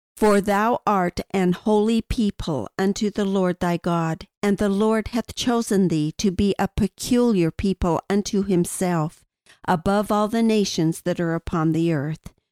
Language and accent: English; Wyoming, United States; My father was a forest ranger in Wyoming, and the Wind River area with its thousand lakes for me was my promised land